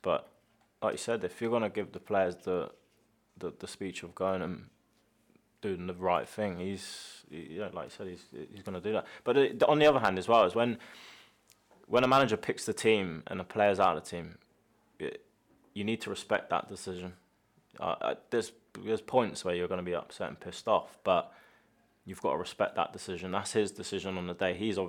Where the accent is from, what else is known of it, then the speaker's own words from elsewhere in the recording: Scotland, United Kingdom; By the way, I'm Scottish, so it's not...